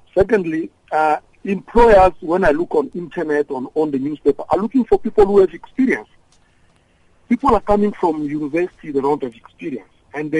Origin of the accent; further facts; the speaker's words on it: DR Congo; now in South Africa; I'm from Congo, DRC.